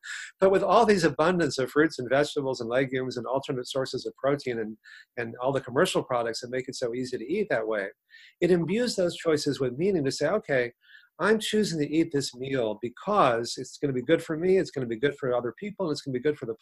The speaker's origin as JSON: {"language": "English", "region": "Texas", "country": "United States", "tie": "born or raised there", "said": "40 years ago, when I grew up in Texas"}